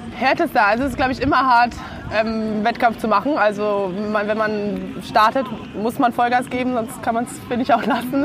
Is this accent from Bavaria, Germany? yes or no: yes; Zirndorf, Bavaria, Germany; ich komme aus Zürndorf, ist ja quasi eigentlich um die Ecke